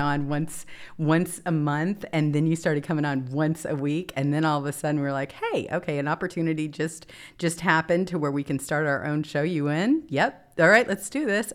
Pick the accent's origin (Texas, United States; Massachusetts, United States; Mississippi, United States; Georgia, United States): Mississippi, United States; moved away; I'm from Mississippi originally, too